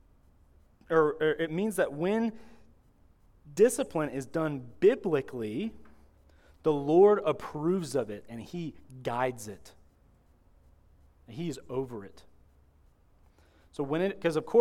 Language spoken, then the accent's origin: English; Florida, United States; I'm from Florida